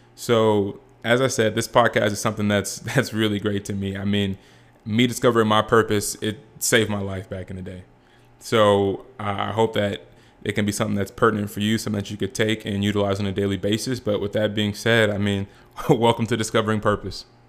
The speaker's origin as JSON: {"language": "English", "town": "Rancho Cucamonga", "region": "California", "country": "United States", "also_born_or_lived": "Boise, Idaho", "said": "I'm from Rancho Cucamonga, California"}